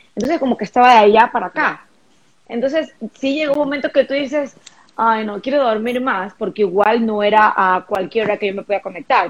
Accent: Guayaquil, Guayas, Ecuador; moved away as an adult; also born or lived in United States; Soy ecuatoriana, soy guayaquileña, yo amo estar aquí.

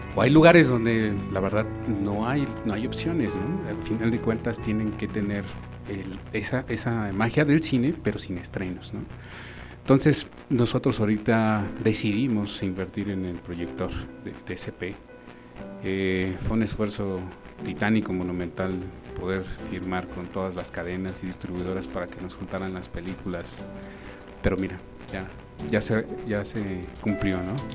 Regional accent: Mexico City, Mexico; nosotros somos de la Ciudad de México

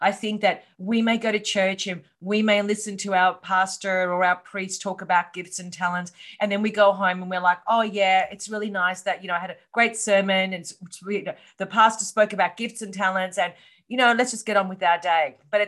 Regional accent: Australia; accent: Australian; Well, as you said, I'm from Australia, hence the accent. I live in Melbourne.

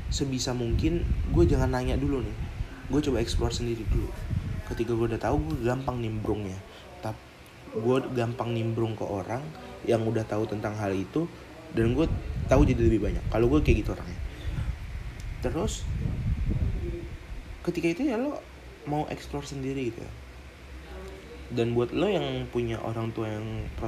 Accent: Jakarta, Indonesia; ini gue nggak pernah nunjukin ini gue dari Jakarta gue dari ibu kota gue lebih maju daripada lo

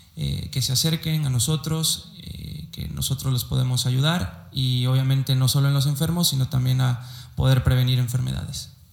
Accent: Córdoba, Veracruz, Mexico; also born or lived in Xalapa, Veracruz; soy de la ciudad de Córdoba, Veracruz

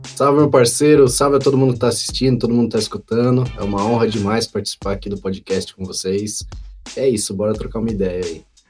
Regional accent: São Paulo, Brazil; eu morava no Vila Ema, que eu sou nascido e criado lá perto da Vila Prudente

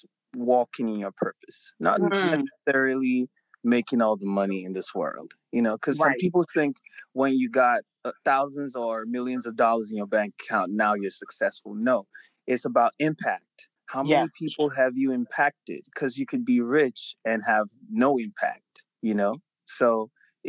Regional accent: Nigeria; I was born in Nigeria, which would be what you would call like a very local or rural area

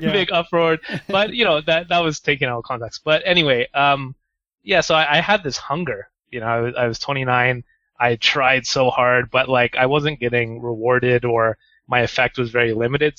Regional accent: Canada; moved away as an adult; now in Japan; I'm from Canada

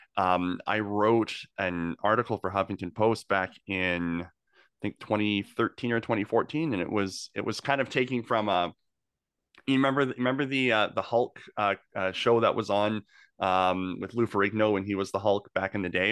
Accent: Okanagan, British Columbia, Canada; moved away as an adult; now in Greater Victoria, Canada; I'm not from here. I've only been here for ten years. I came from the Okanagan originally

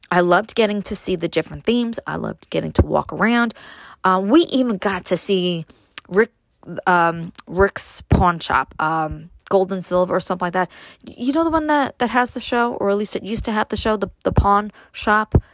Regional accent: New York City, New York, United States; now in Upstate New York, United States; growing up in Brooklyn, moving to upstate

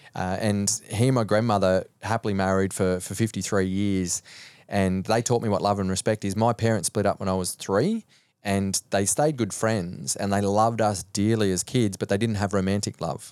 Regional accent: Cobar, New South Wales, Australia; moved away as an adult; also born or lived in Sweden; now in Gold Coast, Australia; growing up in Cobar until I was almost eighteen years old

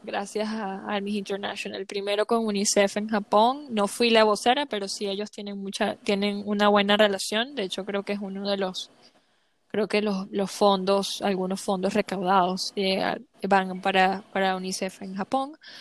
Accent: Venezuela; first language Spanish; aunque sigo siendo latina y me encanta el bochinche, como decimos en Venezuela

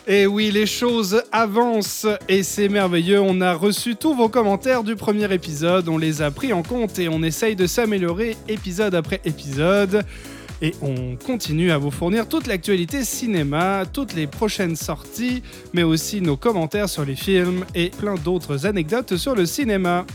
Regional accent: France; en tant que français

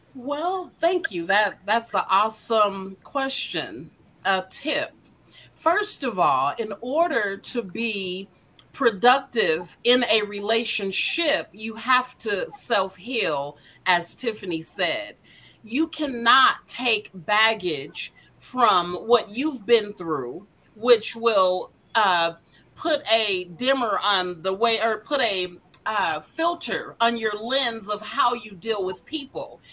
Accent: Denver, Colorado, United States; born and raised in Denver, Colorado

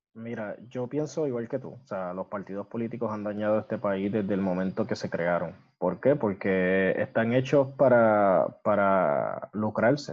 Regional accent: Puerto Rico

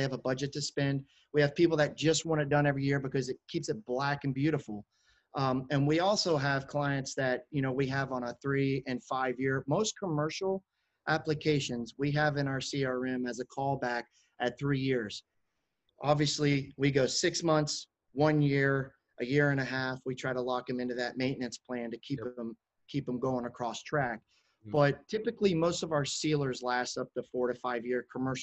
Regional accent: Chicago, Illinois, United States; now in Florida, United States; I'm from Chicago, right? Yep. As a child

